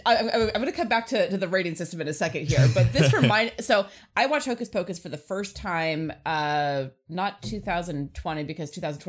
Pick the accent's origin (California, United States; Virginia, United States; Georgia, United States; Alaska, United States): Alaska, United States; Fairbanks; moved away as an adult; also born or lived in Bay Area; now in San Francisco Bay Area, United States; I grew up in Fairbanks, Alaska, which did not have a very good television system.